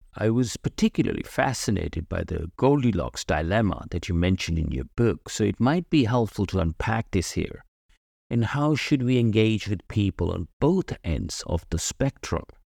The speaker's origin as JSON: {"language": "English", "country": "United Kingdom", "moved": "as an adult", "lives_now": "Germany", "said": "I am British. I've lived in the U K for many years, and now I live in Germany."}